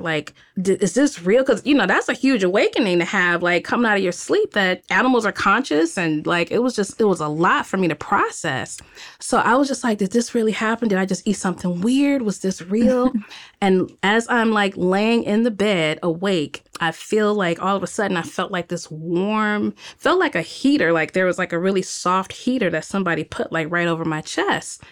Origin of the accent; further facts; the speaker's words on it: Cleveland, Ohio, United States; moved away as an adult; also born or lived in Greensboro, Alabama / Miami, Florida; now in Los Angeles, United States; I'm growing up in Cleveland, Ohio, and, um, I left, uh, probably in two thousand three